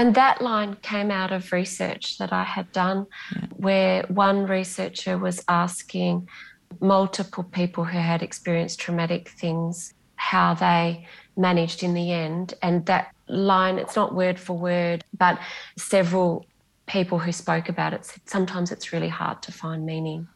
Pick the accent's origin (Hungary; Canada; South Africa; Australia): Australia; Bunbury, Western Australia; first language Greek; English is a second language; moved away; also born or lived in Perth; I'm from Bunbury and I've lived in Perth.